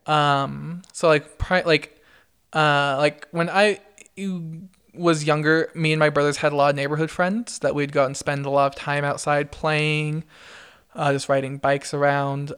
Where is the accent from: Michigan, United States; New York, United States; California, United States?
California, United States; Brea; moved away as an adult; now in Idaho, United States; I grew up in Orange County. Um, and in Orange County, I was from a smaller city called Brea